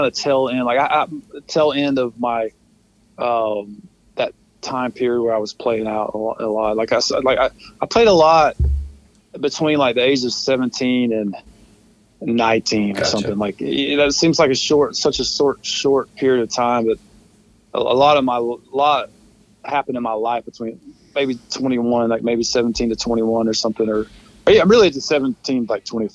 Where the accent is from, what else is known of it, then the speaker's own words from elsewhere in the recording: Carrollton, United States; I grew up in Carrollton